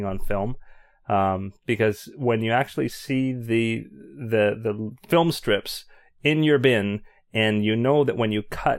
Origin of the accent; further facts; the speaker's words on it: Canada; As a Canadian, I always